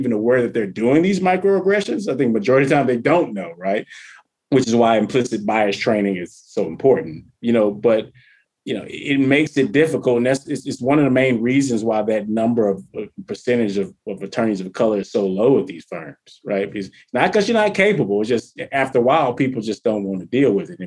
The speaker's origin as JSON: {"language": "English", "region": "the South", "country": "United States", "said": "I'm from the South"}